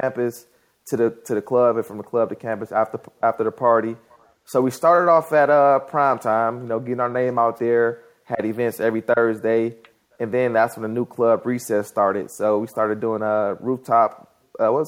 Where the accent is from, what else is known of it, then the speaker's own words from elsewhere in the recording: Detroit, Michigan, United States; moved away as an adult; also born or lived in Tallahassee, Florida; I'm originally from Detroit, Michigan.